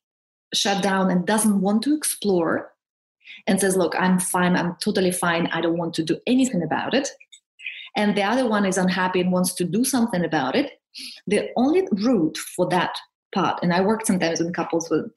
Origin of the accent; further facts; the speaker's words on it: Siberia, Russia; also born or lived in Switzerland; now in United Kingdom; I'm from Siberia, from Russia